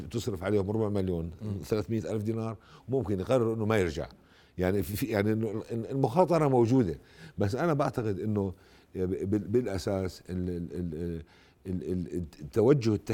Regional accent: Jordan; هذا اللي بهمني انا كاردني

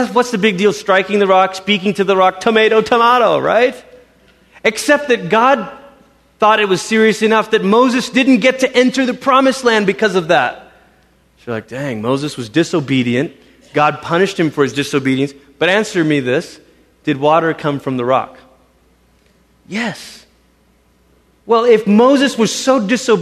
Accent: Malaysia; as a kid growing up in Malaysia, our church

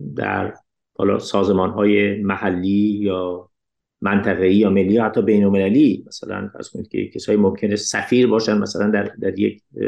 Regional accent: Iran; من به عنوان یک ایرانی

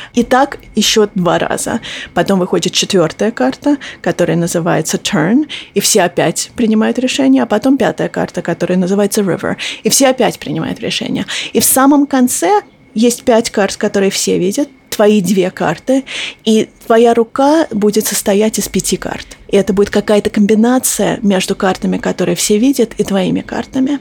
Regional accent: near Boston, Massachusetts, United States; also born or lived in Moscow, Russia; Я родилась в Москве, но когда мне было 4 года, мы переехали в Массачусетс, около Бостона. И я выросла в Америке.

